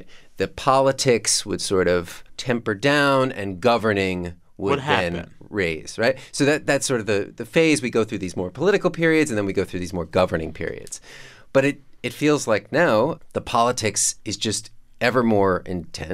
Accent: New York, United States; I grew up in New York

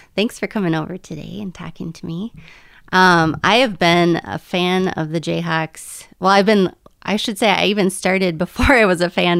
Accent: northern Minnesota, United States; I grew up in northern Minnesota, and it was very Lutheran

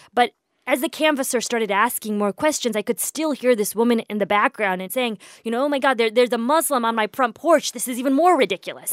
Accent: Indiana, United States; moved away; I grew up in the Midwest. I was born in the Midwest. I grew up in the Midwest. I went to college in the Midwest. Um, most of that time was spent in Indiana

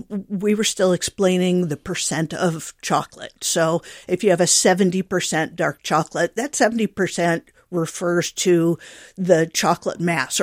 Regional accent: Iowa, United States; So like the macadamia one, we were traveling in Hawaii, and I grew up in Iowa.

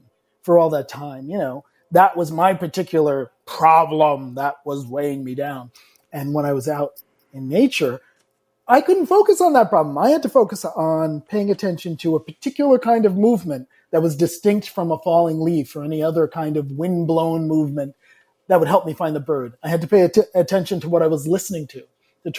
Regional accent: South Shore of Long Island, New York, United States; I grew up on the South Shore of Long Island.

